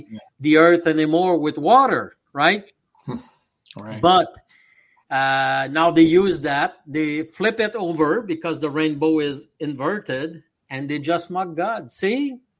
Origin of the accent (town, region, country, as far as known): Canada; now in Montreal, Canada